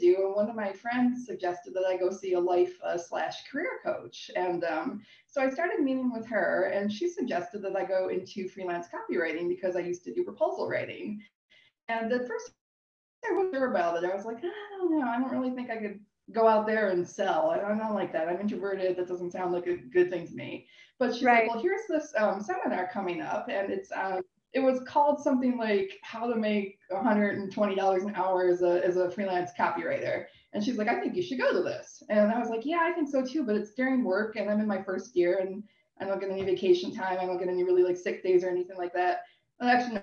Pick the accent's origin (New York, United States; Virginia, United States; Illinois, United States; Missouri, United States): New York, United States; Buffalo; moved away as an adult; now in Toronto, Canada; I'm originally from the States. I'm from the Niagara Falls, Buffalo area.